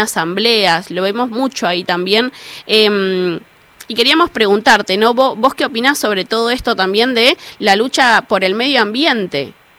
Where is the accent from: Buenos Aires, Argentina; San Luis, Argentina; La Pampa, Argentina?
Buenos Aires, Argentina; yo soy de la Villa 31